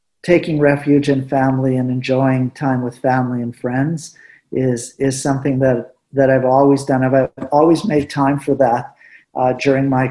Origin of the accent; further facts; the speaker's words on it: Winnipeg, Manitoba, Canada; first language Spanish; English is a second language; also born or lived in Morocco; I was just lucky again to be hired back in my hometown of Winnipeg